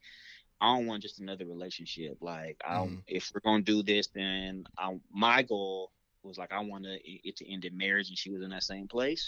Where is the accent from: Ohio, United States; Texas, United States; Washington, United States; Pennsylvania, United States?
Washington, United States; Seattle; I'm born and raised in Seattle, so I love Seattle